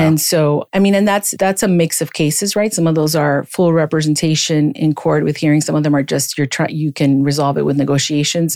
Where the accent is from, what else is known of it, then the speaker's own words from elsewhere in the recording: Miami, Florida, United States; I grew up in Miami. I'm a Miami native